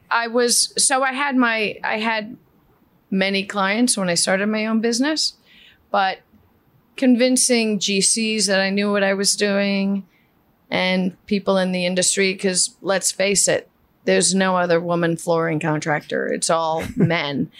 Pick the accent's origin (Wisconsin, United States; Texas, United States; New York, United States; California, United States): New York, United States; New York City; first language Spanish; English is a second language; I grew up in um, in East Elmhurst, Queens